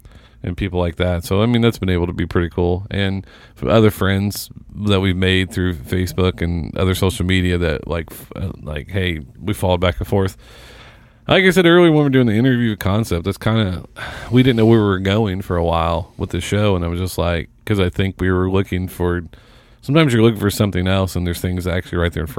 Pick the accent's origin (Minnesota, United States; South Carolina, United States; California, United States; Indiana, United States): Indiana, United States; Seymour; now in Indianapolis, United States; I'm from Seymour.